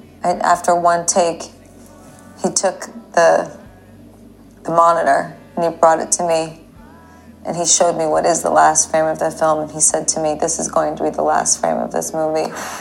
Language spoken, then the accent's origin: English; East Coast, United States; we're both Italian and we're from the East Coast